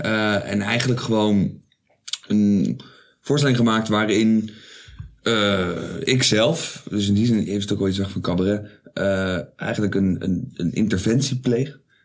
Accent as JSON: {"language": "Dutch", "town": "Zoetermeer", "region": "South Holland", "country": "Netherlands", "said": "ik kom oorspronkelijk uit Soetermeer"}